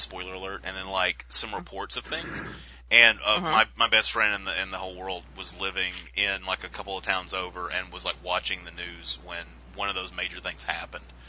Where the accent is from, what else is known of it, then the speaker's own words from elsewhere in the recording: Alabama, United States; moved away as an adult; I'm from Alabama with the exotic accent